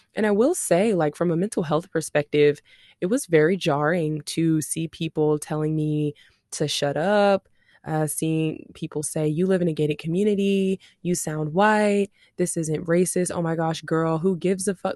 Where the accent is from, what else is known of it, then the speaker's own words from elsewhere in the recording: Shreveport, Louisiana, United States; now in Dallas-Fort Worth, United States; I'm from Shreveport, Louisiana.